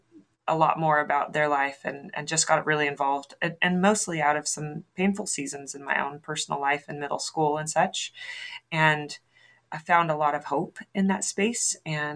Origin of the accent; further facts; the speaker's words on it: Oregon, United States; I hail from the West Coast. I'm from Oregon